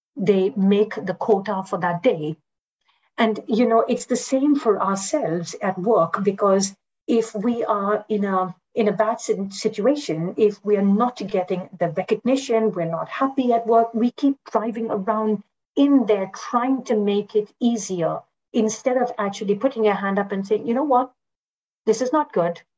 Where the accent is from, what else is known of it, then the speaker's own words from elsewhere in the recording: India; moved away; as a foreigner also, I mean, as an Indian